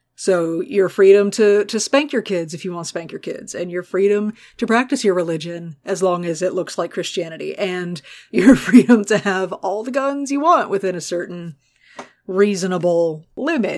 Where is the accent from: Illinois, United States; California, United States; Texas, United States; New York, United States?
Texas, United States; born and raised in Texas